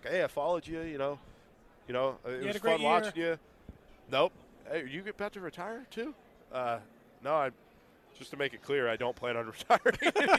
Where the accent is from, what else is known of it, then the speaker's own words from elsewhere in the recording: Virginia, United States; accent: Virginia; It's like I'm Italian, but I don't speak like I am. I just speak like I'm from Virginia.